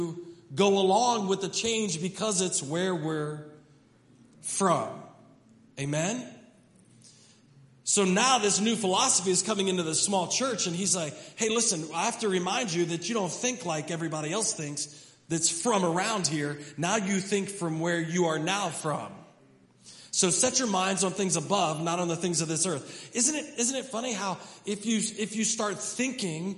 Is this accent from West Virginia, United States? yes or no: yes; Hedgesville, West Virginia, United States; we're from America. And specifically, we're from Hedgesville